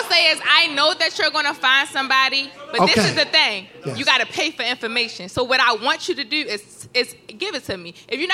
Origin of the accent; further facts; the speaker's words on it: Baltimore, Maryland, United States; I'm from Baltimore.